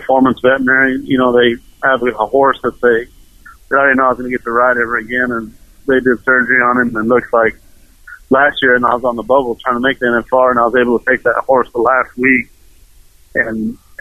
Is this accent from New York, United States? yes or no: no; New Mexico, United States; growing up in New Mexico, me and my dad used to go to jackpots every weekend